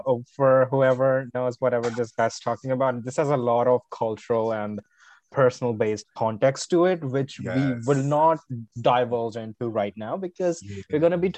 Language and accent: English; India; moved away; I am originally from India. That's where I grew up